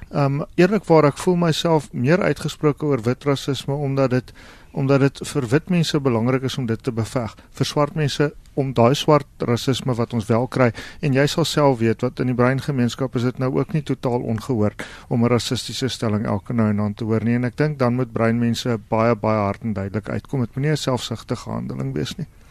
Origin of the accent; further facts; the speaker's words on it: South Africa; ons as Suid-Afrikaners